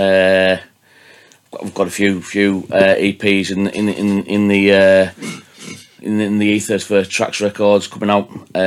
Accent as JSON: {"language": "English", "town": "Gosforth", "region": "North West England", "country": "United Kingdom", "tie": "born or raised there", "also_born_or_lived": "Whitehaven", "said": "My mum and dad are from Leeds, but I was born in Whitehaven and I'm from Gosforth originally"}